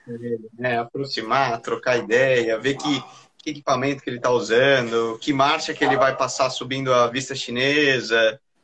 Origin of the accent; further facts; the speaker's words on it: Brazil; E eu tenho orgulho de ser brasileiro